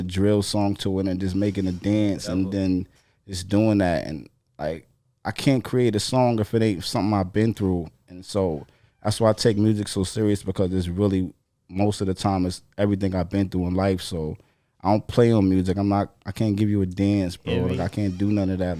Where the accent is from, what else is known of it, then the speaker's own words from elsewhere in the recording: New York City, New York, United States; also born or lived in Far Rockaway, Queens; I lived in the South Side for a lot of my life coming up when I was younger. So I was in the South a lot, you know what I'm saying? And when I got older, I moved to the Rock